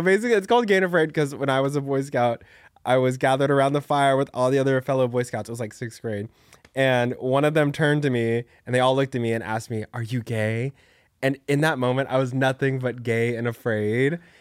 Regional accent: Dallas, Texas, United States; moved away as an adult; now in New York City, United States; I grew up in, like, a suburb of Dallas

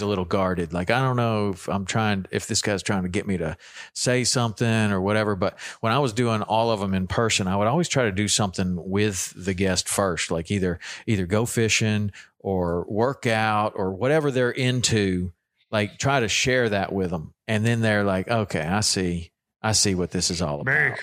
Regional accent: Chattanooga, Tennessee, United States; moved away as an adult; also born or lived in Jackson, Wyoming; Me and me and Carter are both Tennessee boys

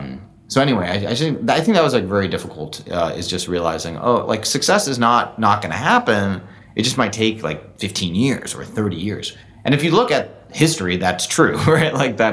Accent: Singapore; now in San Francisco, United States; I grew up in Singapore.

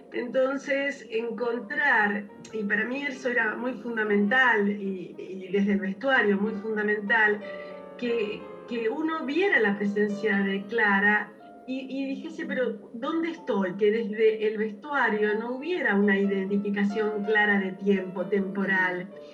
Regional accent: Rosario, Santa Fe, Argentina; Los dos somos de Rosario

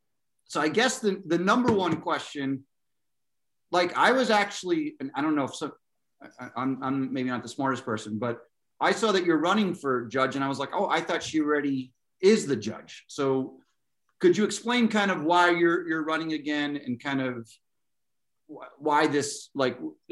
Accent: Hillside, Pennsylvania, United States; I grew up on Hillside.

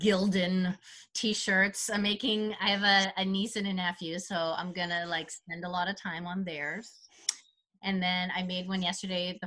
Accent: Vancouver, British Columbia, Canada; now in Toronto, Canada; I'm from Vancouver originally

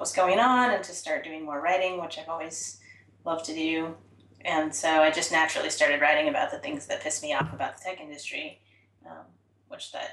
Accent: Portland, Oregon, United States; I'm originally from Portland and raised here.

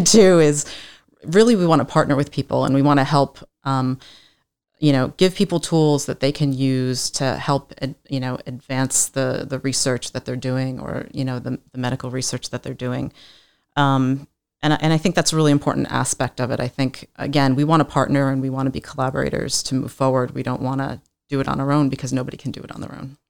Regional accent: East Coast, United States; moved away; I was born and raised on the East Coast

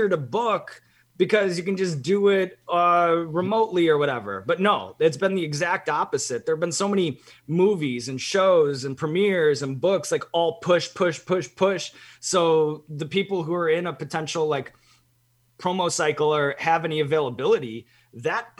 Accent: Evanston, Illinois, United States; moved away; growing up in Evanston

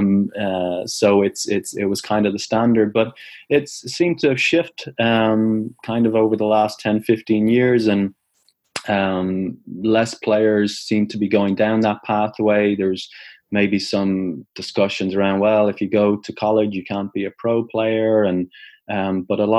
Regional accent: Ireland; moved away as an adult; also born or lived in United States; I grew up in Ireland, as I finished school in 96, 97, came over to the States in 98

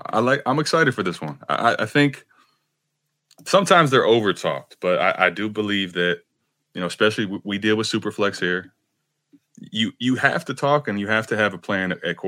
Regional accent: Cleveland, Ohio, United States; I'm from Cleveland area.

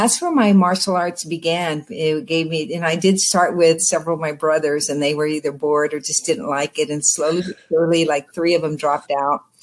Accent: Los Angeles area, Oxnard, California, United States; I grew up in the Los Angeles area, but when I was young, around 10 years old, my family moved to Southern California. Well, I was still in Southern California to Oxnard

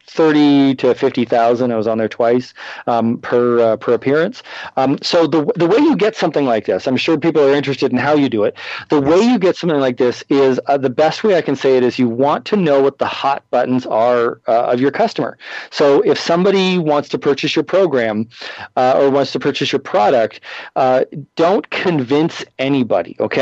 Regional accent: Canada; moved away as an adult; now in United States; I'm from Canada originally

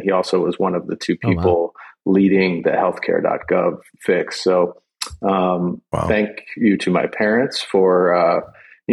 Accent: Gaithersburg, Maryland, United States; I grew up in Gaithersburg, Maryland

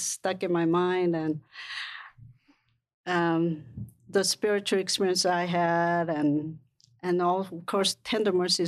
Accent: South Korea; now in United States; When I was growing up in Korea

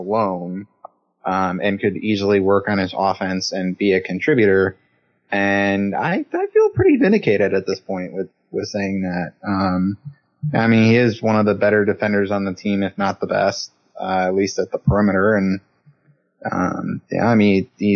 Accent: Northern Michigan, United States; I'm from Northern Michigan

